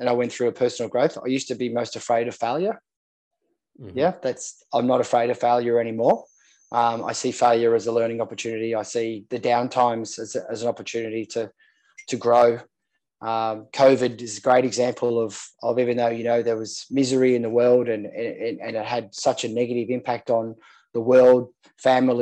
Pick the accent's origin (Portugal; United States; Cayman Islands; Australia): Australia; Sydney, New South Wales; I grew up in Manly. on Manly Beach here in Sydney